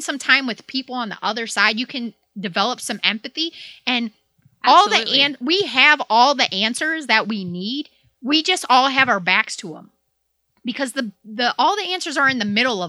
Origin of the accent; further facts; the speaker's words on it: Hazel Park, Michigan, United States; I grew up in Hazel Park